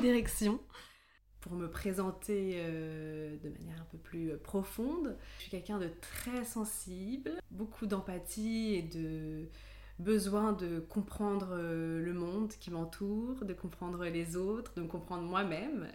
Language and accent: French; near Grenoble, Auvergne-Rhône-Alpes, France; moved away as an adult; now in Paris, France; J'ai grandi près de Grenoble et je suis d'origine allemande et italienne.